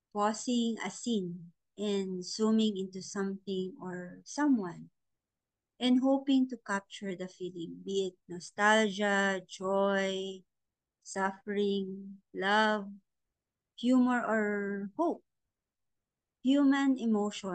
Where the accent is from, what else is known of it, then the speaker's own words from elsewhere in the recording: La Union, Ilocos Region, Philippines; I am an active member of the Artist Guild of La Union, the art group in my hometown that I support